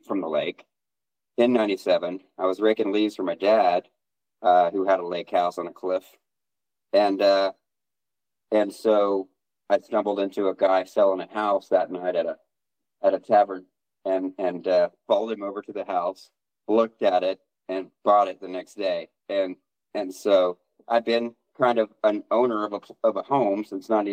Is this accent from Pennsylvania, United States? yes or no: no; Oklahoma, United States; also born or lived in Hawaii / Colorado; I was born in Oklahoma, yes. Lived in Oklahoma a good probably portion of maybe half of my life